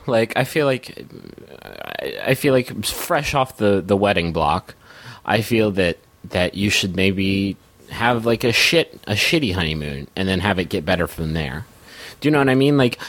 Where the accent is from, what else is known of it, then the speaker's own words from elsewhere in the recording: Colorado, United States; Every once in a while, I slip into an English accent, even though I was born and raised in Colorado.